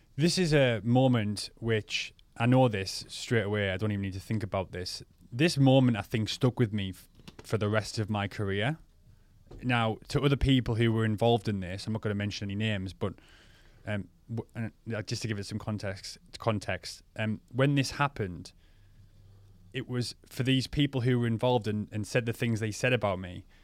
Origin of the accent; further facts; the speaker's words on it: Crook, North East England, United Kingdom; local lads in a village where I'm from, in Crook.